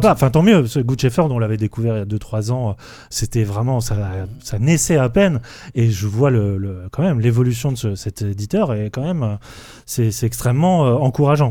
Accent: France; on est français

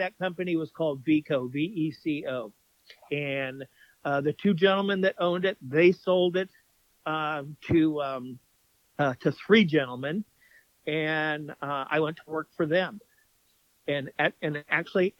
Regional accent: Stanton, California, United States; I grew up in Stanton, which is the city right next to Anaheim

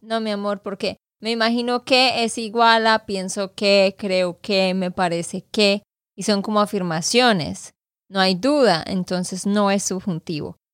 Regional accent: Santander, Colombia; moved away as an adult; now in United States; de Santander, Colombia

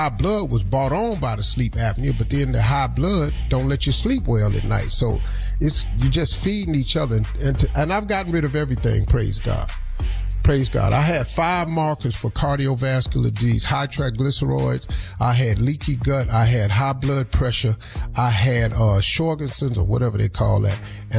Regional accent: Cleveland, Ohio, United States; I'm from Cleveland. I don't give a damn about the Cowboys.

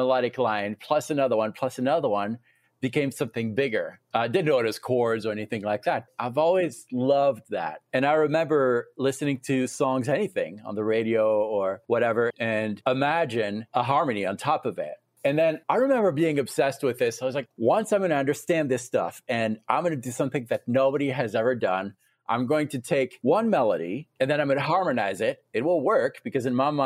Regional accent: France; also born or lived in Tennessee; now in Fort Collins, United States; I was born in France.

